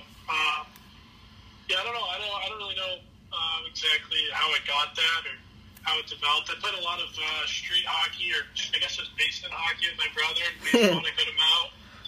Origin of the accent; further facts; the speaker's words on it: St. Louis, Missouri, United States; Obviously growing up, the Blues, I don't want to say they were a bad team